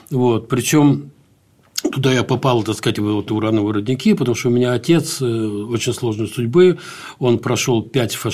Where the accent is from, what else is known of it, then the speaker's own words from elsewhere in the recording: Baku, Azerbaijan; born there; also born or lived in Dagestan / Ukraine; Э, я вообще родился в Баку.